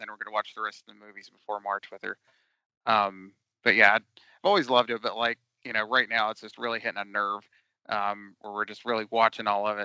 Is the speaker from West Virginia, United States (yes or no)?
yes; West Virginia, United States; I'm from West Virginia